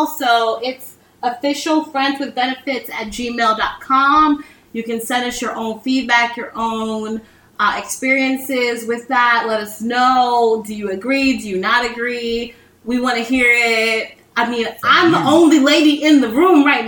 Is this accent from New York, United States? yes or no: yes; New York, United States; now in Tampa, United States; I'm from New York, and I feel like I was fine when I was in New York